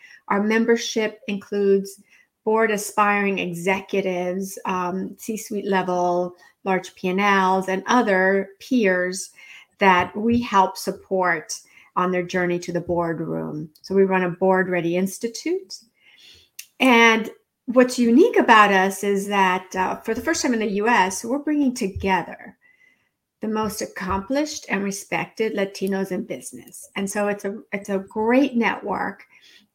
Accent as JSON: {"language": "English", "region": "California", "country": "United States", "tie": "born or raised there", "also_born_or_lived": "Mexico", "moved": "as an adult", "lives_now": "Washington, D.C., United States", "said": "I'm an immigrant from Mexico. My family moved to California when I was four"}